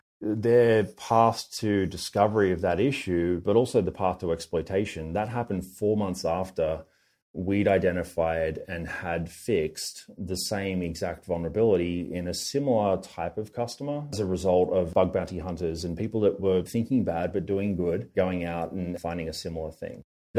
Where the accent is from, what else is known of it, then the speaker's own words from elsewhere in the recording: Australia; accent: Australian; We have a strong representation out of Australia, which is probably owing to, you know, my funny accent and so on.